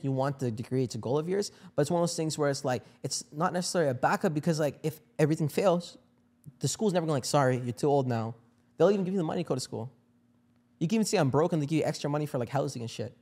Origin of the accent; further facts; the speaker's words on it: India; I'm from India